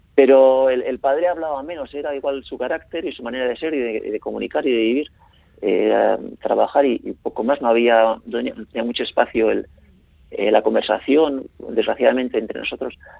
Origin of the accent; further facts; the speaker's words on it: Spain; la zona del vidaso donde yo nací